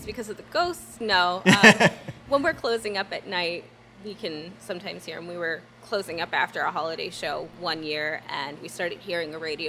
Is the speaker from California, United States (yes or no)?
no; Burlington, New Jersey, United States; I'm from Burlington. I'm born and raised. I've lived here my whole life